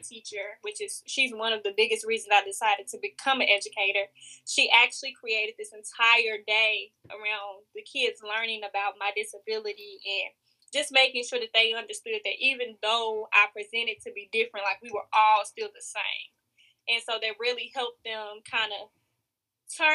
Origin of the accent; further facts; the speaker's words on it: Chicago, Illinois, United States; moved away as an adult; now in Mississippi, United States; I grew up in Chicago where there are a lot of gangs